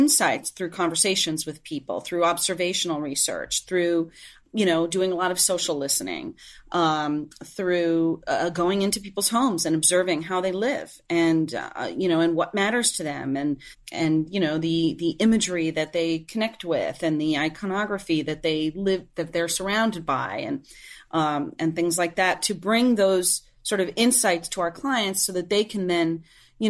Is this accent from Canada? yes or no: no; Puerto Rico; moved away as an adult; now in New York, United States; I was born and raised in Puerto Rico, in the metro area